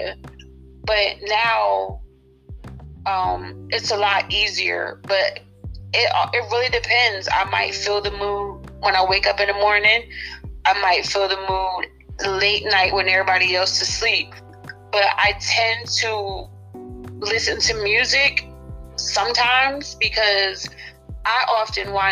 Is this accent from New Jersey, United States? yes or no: yes; Trenton, New Jersey, United States; moved away as an adult; now in Texas, United States; I used to live in New Jersey. I live in Texas now, so I'm from New Jersey.